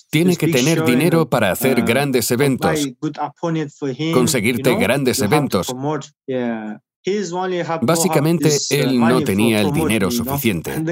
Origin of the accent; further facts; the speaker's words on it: China; Nací en China. Tengo uh, nacionalidad kazaja. En China hay 3 millones de kazajos.